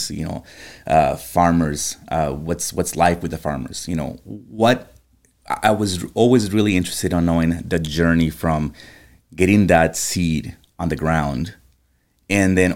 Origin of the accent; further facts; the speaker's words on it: Costa Rica; I'm Costa Rican from Costa Rica. I, am adopted. My parents are from Michigan, um, but if you're Costa Rican, you're gonna have coffee in your blood, right?